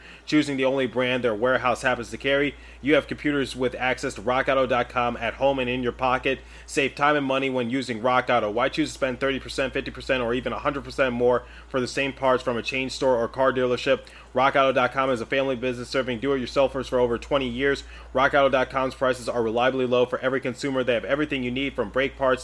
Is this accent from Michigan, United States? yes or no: yes; Michigan, United States; I was raised in Michigan and I currently attend a school in Michigan